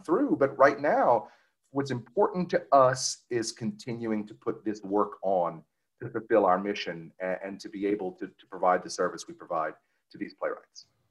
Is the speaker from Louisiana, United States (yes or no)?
yes; Cajun, Louisiana, United States; we're also as Cajun as we can be